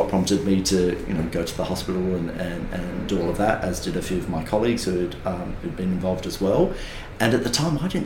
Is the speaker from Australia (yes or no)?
yes; Kiama, New South Wales, Australia; growing up in Kiama